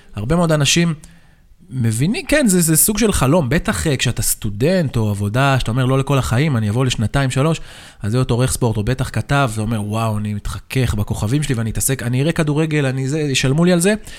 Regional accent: Hadera, Haifa District, Israel; אני גדלתי בחדרה

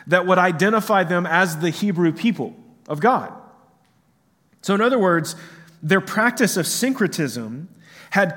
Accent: United States; here in America

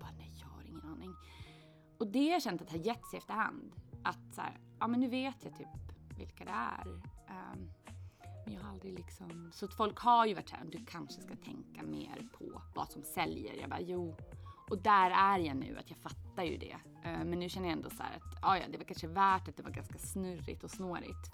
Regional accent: Åland Islands; moved away as an adult; also born or lived in Gothenburg; jag växte upp på Åland

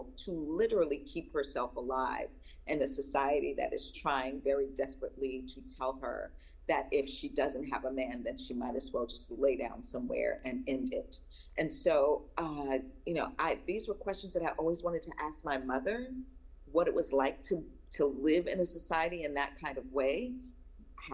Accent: Long Island, New York, United States; even though I was raised in Long Island in the North, that I am very much a Southern woman. And I say that because I was raised by Southern people. My mom's from South Carolina, my dad's from Virginia.

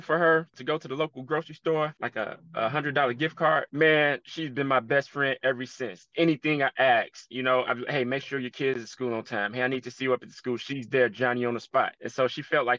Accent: Chicago, Illinois, United States; I'm from Chicago, been a Chicago Bulls fan my entire life

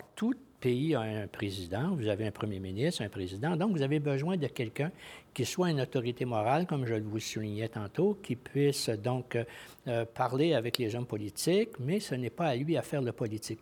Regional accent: Quebec, Canada; je suis lieutenant-gouverneur du Québec

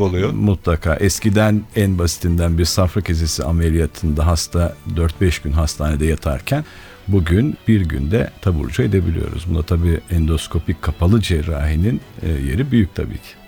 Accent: Ankara, Turkey; Ankara'dan geliyorum. 1966'da yine Ankara'da doğdum.

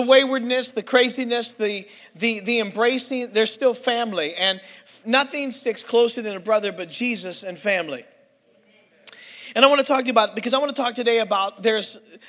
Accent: Pittsburgh, Pennsylvania, United States; I'm from Pittsburgh, PA

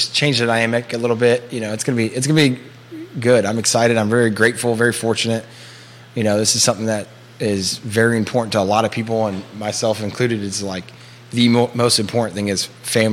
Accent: Charlottesville, Virginia, United States; also born or lived in Crozet, Virginia; I'm born and raised in Charlottesville, so staying local.

